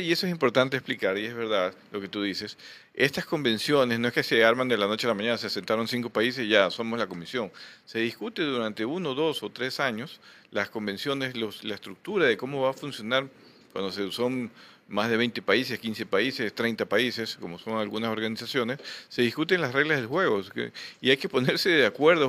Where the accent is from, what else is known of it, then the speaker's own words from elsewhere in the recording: Guayaquil, Guayas, Ecuador; como guayaquileños